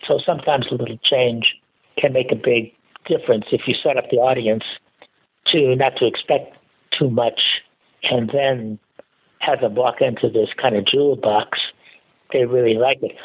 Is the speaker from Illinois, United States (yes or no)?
yes; Chicago, Illinois, United States; moved away as an adult; also born or lived in Minnesota / Iowa / St. Louis; I grew up in Chicago